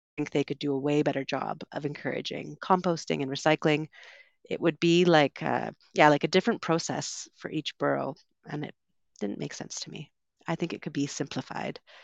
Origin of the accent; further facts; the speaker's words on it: Vancouver, British Columbia, Canada; moved away as an adult; also born or lived in United Kingdom / London; I'm from Vancouver